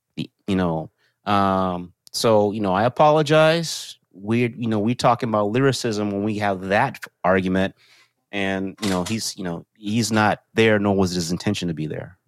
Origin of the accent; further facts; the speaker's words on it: Texas, United States; I'm from Texas